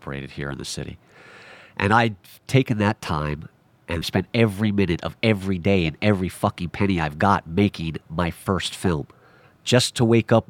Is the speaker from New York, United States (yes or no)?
yes; New York City, New York, United States; I am a self-taught filmmaker born and raised in New York City